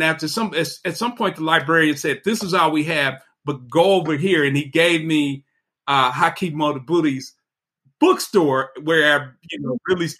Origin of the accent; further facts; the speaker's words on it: Chicago, Illinois, United States; I'm a Chicagoan, and I have, but I am not a blind loyalty Chicagoan